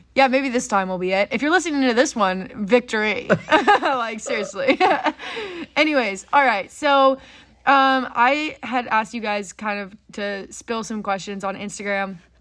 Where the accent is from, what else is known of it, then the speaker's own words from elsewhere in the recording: Frisco, Texas, United States; we grew up in Frisco, Texas.